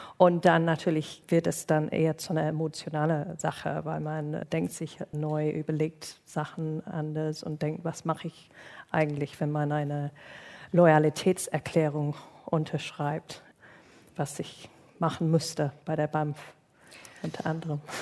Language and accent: German; United Kingdom; German is a second language; moved away; mein Geburtsland